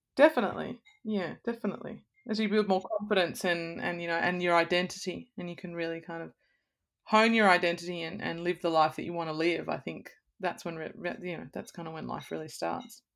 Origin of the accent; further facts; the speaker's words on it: Blue Mountains, New South Wales, Australia; also born or lived in Sydney; I'm from the Blue Mountains, I grew up in nature